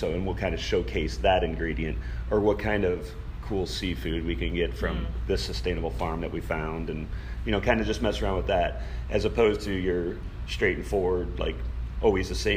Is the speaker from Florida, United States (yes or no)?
yes; Largo, Florida, United States; now in St. Petersburg, United States; I grew up here in Largo. I used to ride my skateboard through the Largo Mall when it was being built.